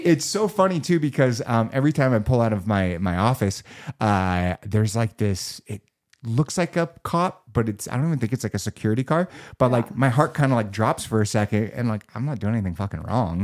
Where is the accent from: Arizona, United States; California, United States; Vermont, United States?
California, United States; Los Angeles; I, I, grew up in, in Los Angeles. I was born and bred.